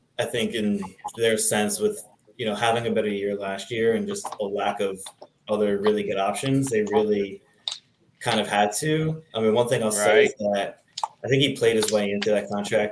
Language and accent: English; New Jersey, United States; I'm from New Jersey, right outside the New York City area